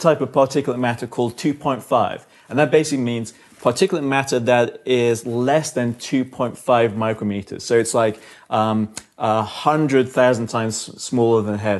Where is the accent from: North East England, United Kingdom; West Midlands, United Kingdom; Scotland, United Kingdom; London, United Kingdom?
London, United Kingdom; I'm from London